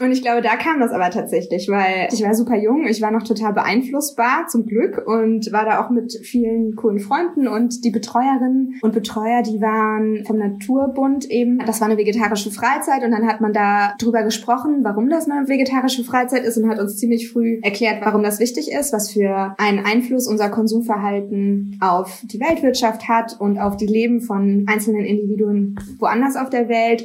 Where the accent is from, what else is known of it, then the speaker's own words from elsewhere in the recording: near Stuttgart, between the Black Forest and Stuttgart, Baden-Württemberg, Germany; moved away as an adult; now in Cologne, Germany; Ich komme aus der Nähe von Stuttgart, zwischen Schwarzwald und Stuttgart eigentlich. So ein ganz kleines 300 Seelen Kuhkaff